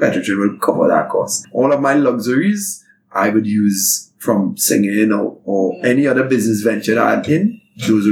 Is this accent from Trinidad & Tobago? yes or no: yes; Arima, Trinidad & Tobago; I am personally not from Venezuela, from born and bred in Malabar, Arima